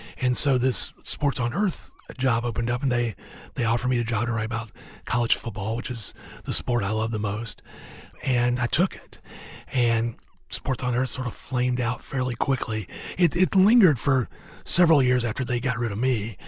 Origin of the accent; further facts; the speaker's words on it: the South, United States; as a Southerner, especially somebody who lived in the South basically my whole life